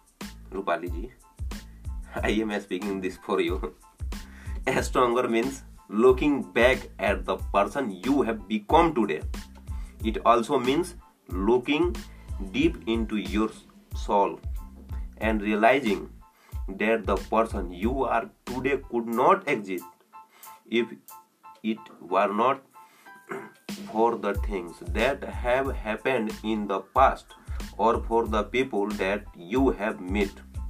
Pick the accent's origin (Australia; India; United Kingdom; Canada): India; I am from India.